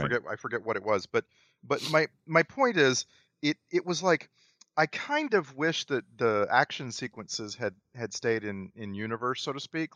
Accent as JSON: {"language": "English", "country": "United States", "said": "middle class, white American"}